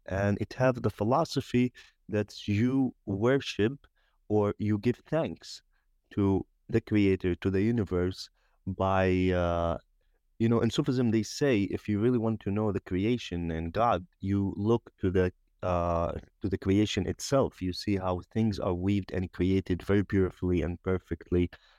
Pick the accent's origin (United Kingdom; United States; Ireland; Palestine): Palestine; Jerusalem; born and raised in the Old City of Jerusalem. Actually, my family immigrated from Bukhara in 1616, and we've been in the same house, same Sufi center since 1636.